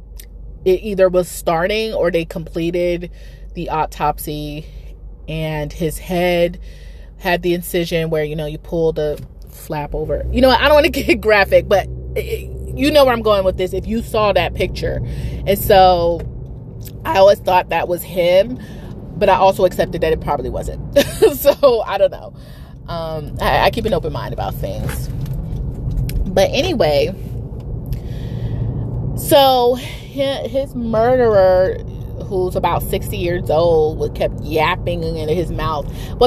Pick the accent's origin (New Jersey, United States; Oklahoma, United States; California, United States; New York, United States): New York, United States; moved away; I grew up in New York half my life